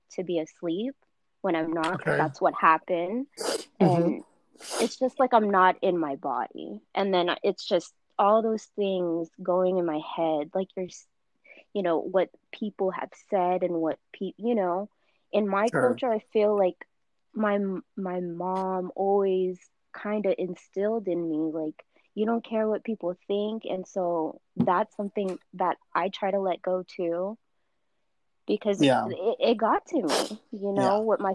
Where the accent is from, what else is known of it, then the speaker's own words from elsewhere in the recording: United States; I am Filipino, and, you know, I'm born here. My family first came here, so I'm the first generation